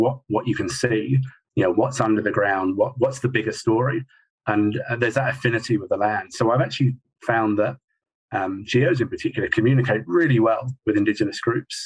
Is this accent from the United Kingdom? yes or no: yes; England, United Kingdom; now in Australia; I'm the English guy